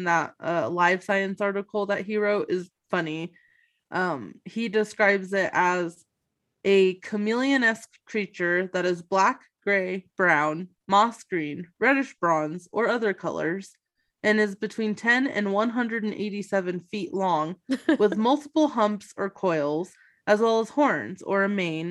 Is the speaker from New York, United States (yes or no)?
yes; Plattsburgh, New York, United States; I was born in Plattsburgh, New York